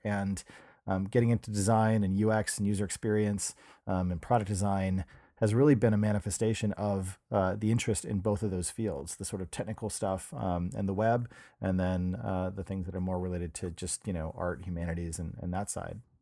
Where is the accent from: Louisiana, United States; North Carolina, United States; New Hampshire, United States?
New Hampshire, United States; moved away as an adult; also born or lived in Pittsburgh, Pennsylvania; now in San Francisco, United States; I grew up in New Hampshire